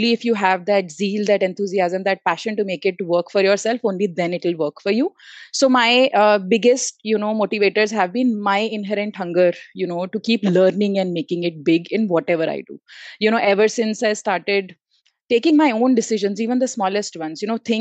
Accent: Delhi, India; also born or lived in Pantnagar / Bangalore; I had to move back again from Bangalore to my hometown, which is Delhi NCR

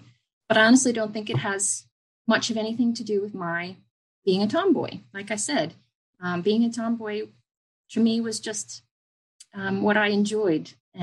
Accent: Lancaster County, Pennsylvania, United States; moved away as an adult; now in Australia; I grew up in Lancaster County, Pennsylvania.

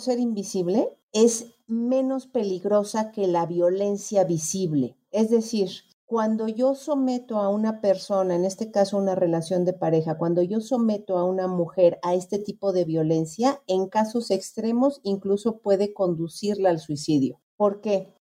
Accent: Mexico; nosotros, mm, en particularmente los mexicanos

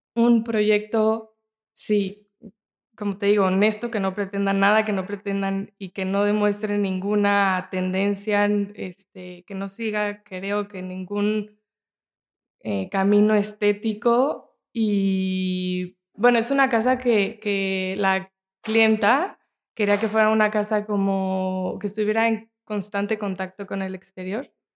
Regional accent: Mexico; nos identifica como mexicanos

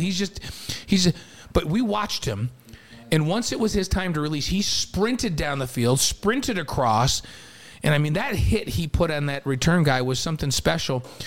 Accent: New York, United States; also born or lived in Provo, Utah; now in Utah, United States; I spent my entire life in New York.

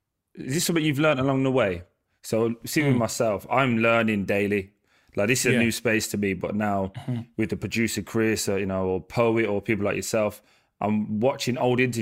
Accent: Birmingham, West Midlands, United Kingdom; we've been for Brixton, obviously. I'm from Birmingham

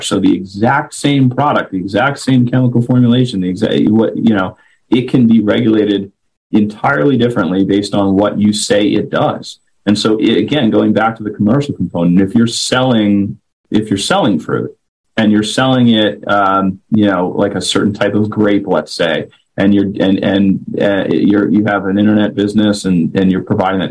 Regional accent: White Plains, New York, United States; moved away; I'm born and raised in White Plains, New York

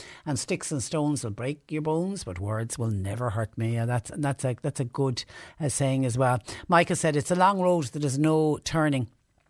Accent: Clonmel, Tipperary, Ireland; well, I'm originally from Clonmel in Tipperary, and it's Waterford saying as well, rather than say hello or hi to somebody, well.

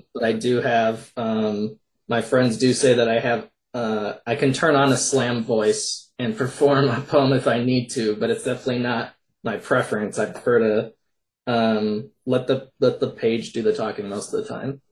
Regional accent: Minnesota, United States; I'm from Minnesota

